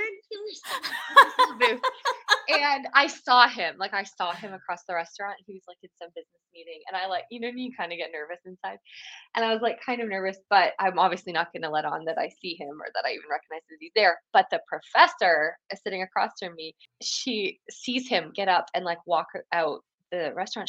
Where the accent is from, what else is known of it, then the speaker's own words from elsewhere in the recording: Canada; moved away as an adult; now in Franklin, United States; I'm Canadian originally